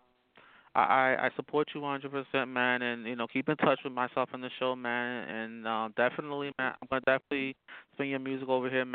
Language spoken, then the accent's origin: English; Newark, New Jersey, United States; That's my hometown, man. I'm born and raised in Newark